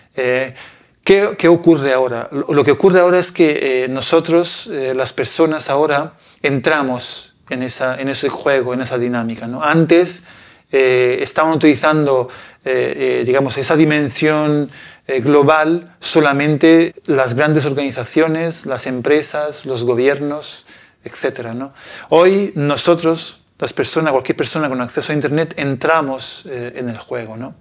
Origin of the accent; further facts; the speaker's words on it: Italy; Spanish is a second language; moved away; yo soy de un, de un pequeño pueblo en Italia